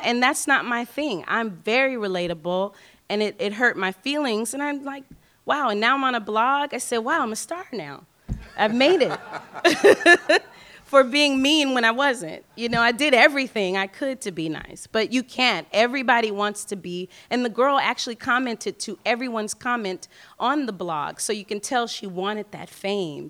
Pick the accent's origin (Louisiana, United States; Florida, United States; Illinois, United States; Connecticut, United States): Louisiana, United States; New Orleans; I'm from New Orleans